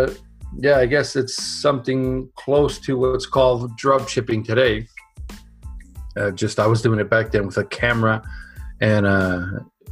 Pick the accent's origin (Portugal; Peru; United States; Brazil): Portugal; moved away; also born or lived in Canada; I was born in Canada, but then moved to Europe when I was five. And because it was so nice there where we were in Portugal, I stayed there for 25 years.